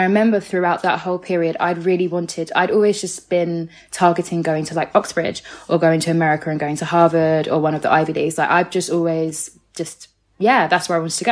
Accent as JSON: {"language": "English", "town": "Orpington", "region": "London", "country": "United Kingdom", "tie": "born or raised there", "said": "I grew up in Orpington, part of Bromley. So basically, yeah, Bromley, southeast, all that area"}